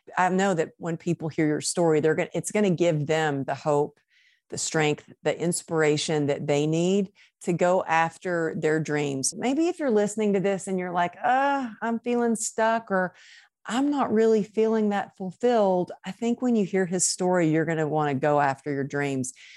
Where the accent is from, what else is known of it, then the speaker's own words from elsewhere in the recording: Texas, United States; moved away as an adult; also born or lived in Los Angeles; I was born in Texas